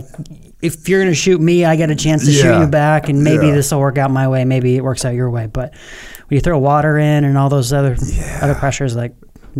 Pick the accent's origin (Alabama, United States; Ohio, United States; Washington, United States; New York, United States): Washington, United States; also born or lived in Alaska / Illinois / Mountain Home, Idaho; I was born in Alaska, but then moved to Illinois. Don't really remember any of either of those places. First place I remember is Mountain Home, Idaho, which is just a tiny little place about an hour south of Boise. And then from there, I kind of call Washington State home